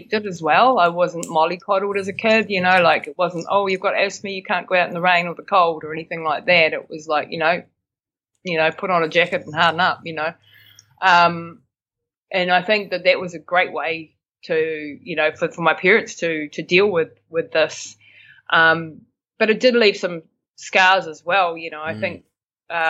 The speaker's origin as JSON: {"language": "English", "town": "Bell Block", "region": "Taranaki", "country": "New Zealand", "tie": "born or raised there", "also_born_or_lived": "Austria", "moved": "as an adult", "said": "I'm from Taranaki, so born and bred in a little place called Bell Block, which is just outside New Plymouth, and I live in New Plymouth now."}